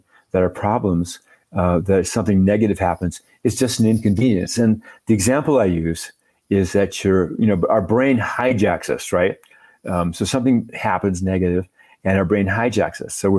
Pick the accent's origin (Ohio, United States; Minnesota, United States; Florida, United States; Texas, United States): Minnesota, United States; now in Santa Fe, United States; I'm from Minnesota originally. I grew up in the land of, 30 below and blizzards